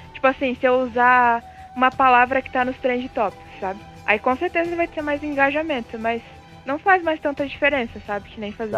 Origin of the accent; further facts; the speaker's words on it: Brasília, Federal District, Brazil; now in Cascavel, Brazil; eu moro em Cascavel, Paraná mas eu sou de Brasília.